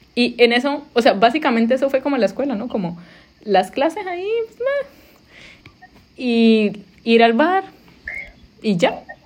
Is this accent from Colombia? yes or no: yes; Colombia; moved away as an adult; now in United States; cuando me fui de Colombia